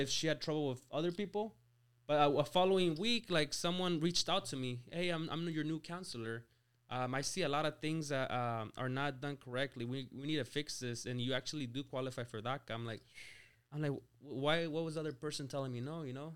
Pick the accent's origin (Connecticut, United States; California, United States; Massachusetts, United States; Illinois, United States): California, United States; small town near Lake Tahoe; moved away as an adult; also born or lived in Mexico; now in Rancho Cucamonga, United States; my hometown was, what, like, like four hundred people.